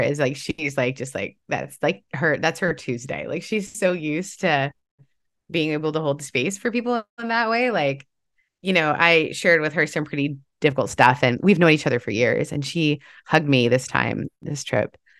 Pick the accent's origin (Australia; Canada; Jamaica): Canada; I grew up in Canada